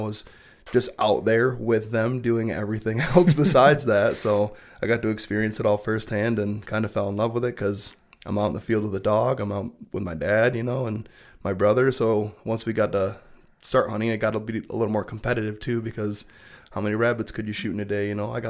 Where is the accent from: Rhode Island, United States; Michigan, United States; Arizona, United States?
Michigan, United States; Belding; We grew up in Belding, so there's a lot of room for, generally it was first at pheasants and then kind of switched over once pheasants started disappearing from Western Michigan.